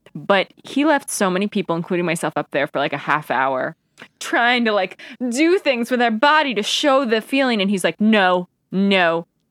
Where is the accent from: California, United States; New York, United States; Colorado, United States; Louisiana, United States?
New York, United States; Albany; we grew up outside of Albany, right where Nexium started.